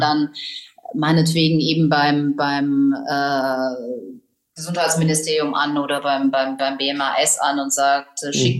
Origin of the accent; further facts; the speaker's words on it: Tübingen, Baden-Württemberg, Germany; moved away as an adult; also born or lived in Freiburg / Cologne / Paris; Ich komme aus Tübingen, wo ich Abi gemacht habe